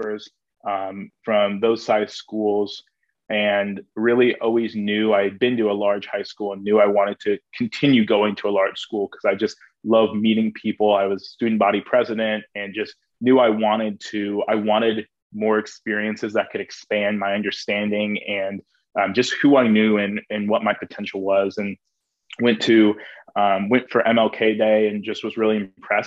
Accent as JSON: {"language": "English", "town": "Lenexa", "region": "Kansas", "country": "United States", "tie": "born or raised there", "moved": "as an adult", "lives_now": "Indianapolis, United States"}